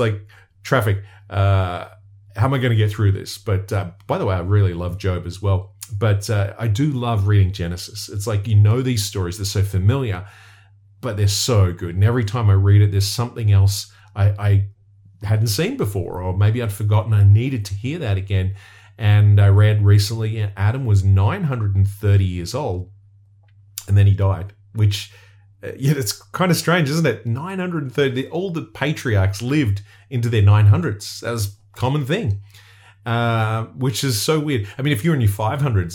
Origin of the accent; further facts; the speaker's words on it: Australia; I'm from somewhere where there's really dangerous creatures that could kill you